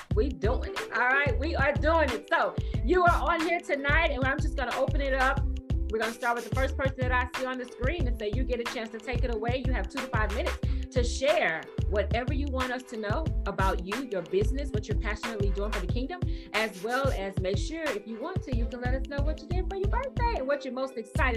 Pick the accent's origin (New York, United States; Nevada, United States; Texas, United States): Texas, United States; Houston; I'm from Houston, Texas.